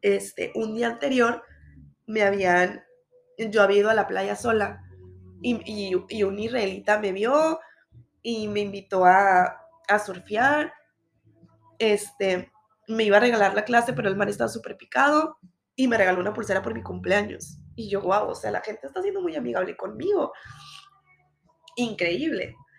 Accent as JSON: {"language": "Spanish", "country": "Mexico", "said": "soy mexicana"}